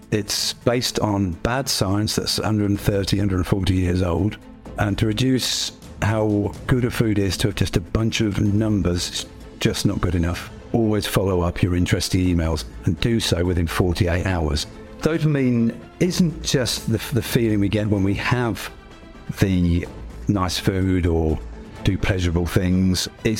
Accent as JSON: {"language": "English", "region": "East Midlands", "country": "United Kingdom", "tie": "born or raised there", "said": "So I grew up in Northamptonshire since I was four."}